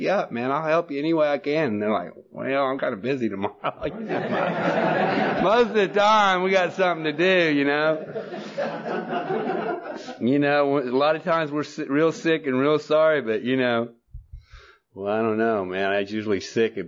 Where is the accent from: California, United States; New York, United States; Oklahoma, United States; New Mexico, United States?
Oklahoma, United States; moved away as an adult; also born or lived in Norman, Oklahoma; now in Texas, United States; I was born in Oklahoma, and, you know, what a place to be born